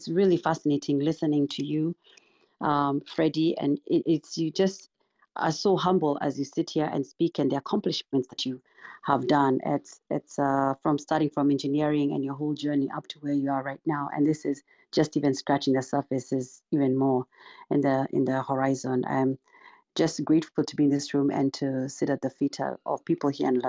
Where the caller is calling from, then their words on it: Missouri, United States; Sure, I'm joining from Missouri.